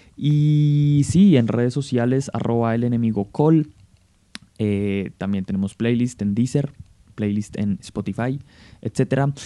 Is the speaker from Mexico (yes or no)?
no; Colombia